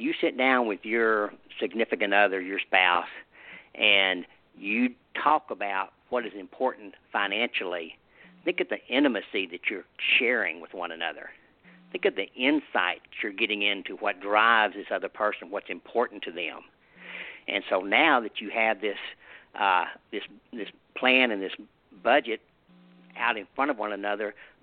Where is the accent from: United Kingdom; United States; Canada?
United States; the South; I'm from the South here, and I live in a rural area.